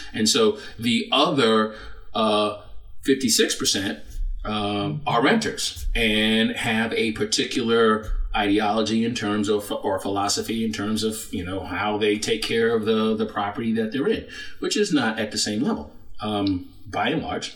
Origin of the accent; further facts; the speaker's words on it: New York City, New York, United States; moved away; also born or lived in Florida; I'm from Brooklyn, New York.